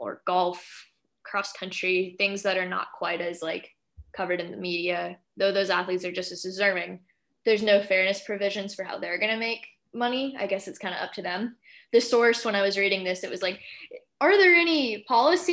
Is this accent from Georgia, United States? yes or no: yes; Georgia, United States; my home state of Georgia